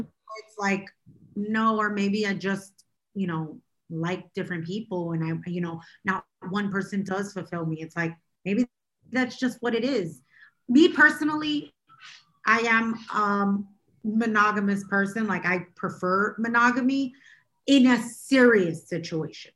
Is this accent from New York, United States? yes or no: yes; New York City, New York, United States; I'm from Brooklyn